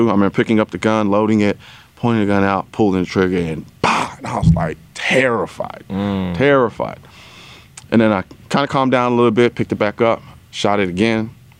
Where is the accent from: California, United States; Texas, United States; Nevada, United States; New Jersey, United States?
Texas, United States; Houston; I'm Houston, Texas.